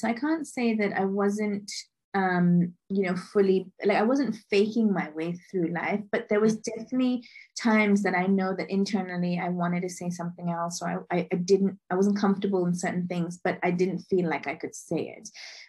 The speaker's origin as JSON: {"language": "English", "country": "Liberia", "tie": "born there", "also_born_or_lived": "Monrovia, Liberia / London, United Kingdom / Lagos, Nigeria / Mumbai, Indiana, United States", "said": "So I was born in Liberia, West Africa, to Indian parents. And I've lived in Monrovia, London, Lagos, Mumbai, Dublin, Hong Kong."}